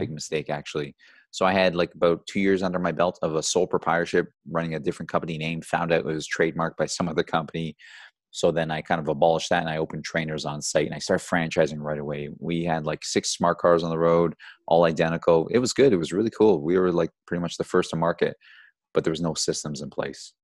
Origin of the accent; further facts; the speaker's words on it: Georgetown, Ontario, Canada; also born or lived in Brampton; I grew up in Georgetown. You know, Georgetown's a small little town here in Ontario.